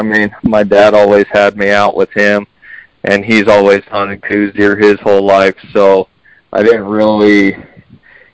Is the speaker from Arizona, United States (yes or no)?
yes; Tucson, Arizona, United States; I'm born and raised in Tucson. I'm still here